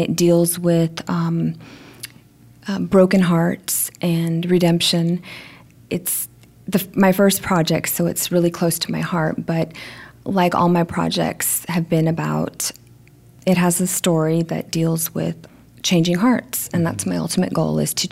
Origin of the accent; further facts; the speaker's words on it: Georgia, United States; moved away as an adult; also born or lived in New Mexico / New York; I was born in New Mexico, raised in Georgia